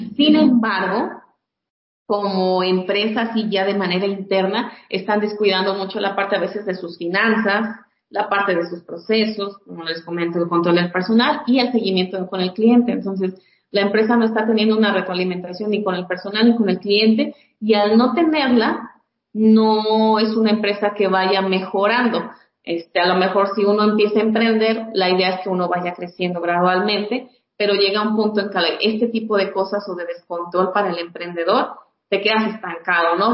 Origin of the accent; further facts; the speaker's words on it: Mexico; como buenos mexicanos